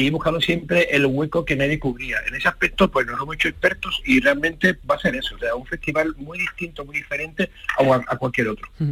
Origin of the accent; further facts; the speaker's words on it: Andalusia, Spain; en Andalucía, por fortuna, llevamos muchísimos años, bueno, prácticamente llevamos siglos exportando cultura al mundo y, nuestros creadores